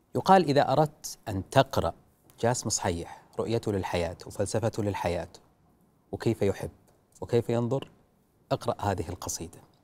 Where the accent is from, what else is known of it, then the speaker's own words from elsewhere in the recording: Saudi Arabia; عندنا في السعوديه